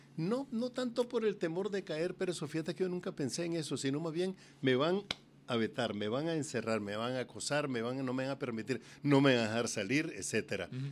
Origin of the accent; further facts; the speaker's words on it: Nicaragua; also born or lived in California; now in Costa Rica; esta dictadura en Nicaragua que tanto daño le ha hecho a mi pueblo